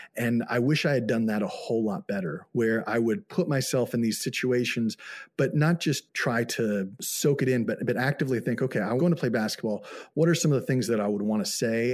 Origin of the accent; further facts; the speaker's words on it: United States; moved away as an adult; also born or lived in Xinjiang, China; I'm an American